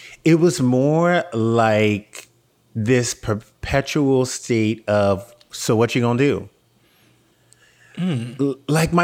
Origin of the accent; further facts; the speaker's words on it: Louisiana, United States; I'm from Louisiana